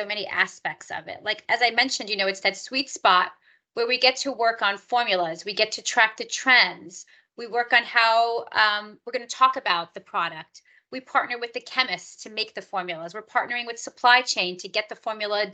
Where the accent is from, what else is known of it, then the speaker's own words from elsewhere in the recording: New York, United States; I am from New York, and I went to school in New York